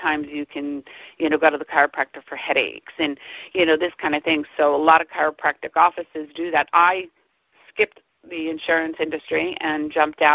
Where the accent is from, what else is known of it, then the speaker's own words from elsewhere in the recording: New Jersey, United States; now in Pennsylvania, United States; I grew up in New Jersey, currently in Pennsylvania